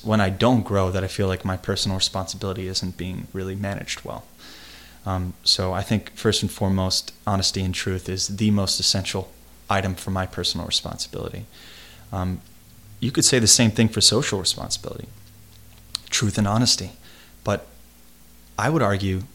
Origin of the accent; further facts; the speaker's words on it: United States; me as an American